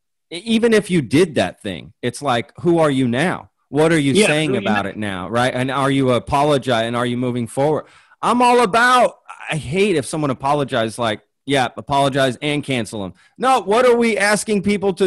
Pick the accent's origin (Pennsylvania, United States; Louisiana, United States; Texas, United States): Texas, United States; Dallas; also born or lived in Europe / Spain; I grew up in the Dallas area